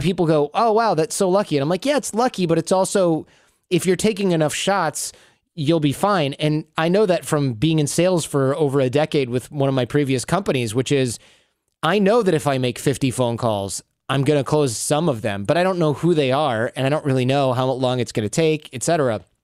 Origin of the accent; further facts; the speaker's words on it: Michigan, United States; when I grew up in Michigan